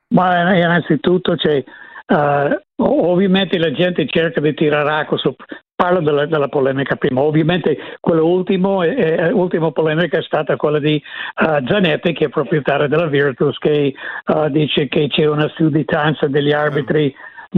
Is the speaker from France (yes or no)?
no; Evanston, Illinois, United States; Italian is a second language; moved away; sono da Evanston, appena nord di Chicago.